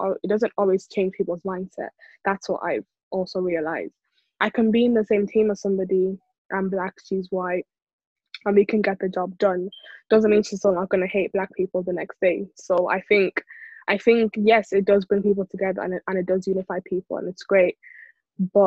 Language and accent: English; Ireland; I'm Irish.